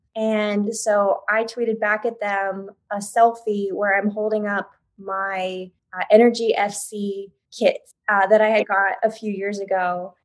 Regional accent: Oklahoma, United States

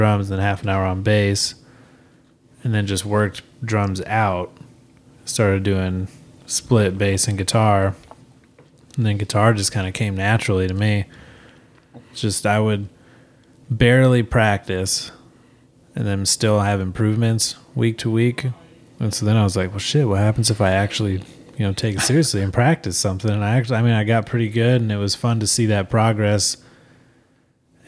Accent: Grand Island, Nebraska, United States; moved away as an adult; now in Omaha, United States; I moved out to Omaha from Grand Island shortly after high school

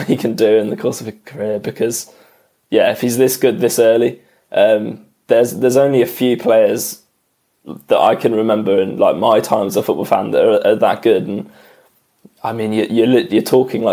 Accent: England, United Kingdom; as an Englishman

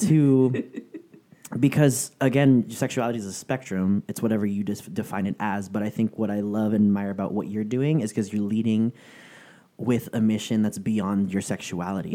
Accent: San Francisco, California, United States; moved away as an adult; now in Southern California, United States; I'm originally from San Francisco, and it wasn't until I moved to Southern California

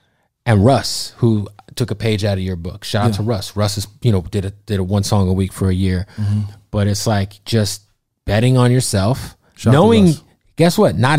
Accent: Phoenix, Arizona, United States; born or raised there

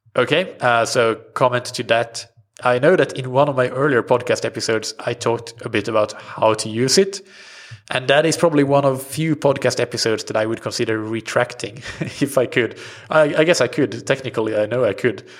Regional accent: Sweden; first language Swedish; English is a second language; my native language swedish

